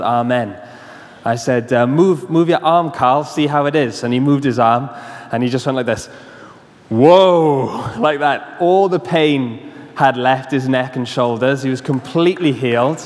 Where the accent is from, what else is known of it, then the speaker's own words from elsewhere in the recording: Swansea, Wales, United Kingdom; I was coaching a football team in my hometown in Swansea